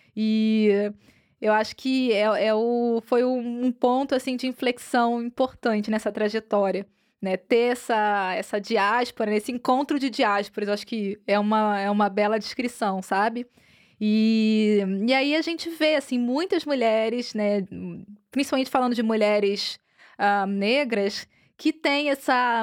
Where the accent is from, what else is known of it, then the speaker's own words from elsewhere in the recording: Brazil; now in Europe; enquanto brasileiras